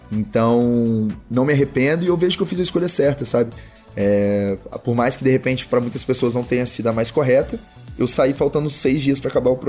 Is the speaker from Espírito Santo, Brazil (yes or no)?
yes; Conduru, Espírito Santo, Brazil; now in Rio de Janeiro, Brazil; eu vim de de Conduru, né, do Espírito Santo aqui pro Rio, vai fazer dois anos agora